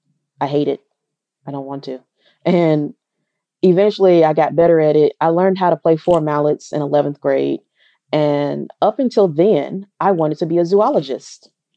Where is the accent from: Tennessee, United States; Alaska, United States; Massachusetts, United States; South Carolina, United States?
Tennessee, United States; also born or lived in Alabama; I'm from Tennessee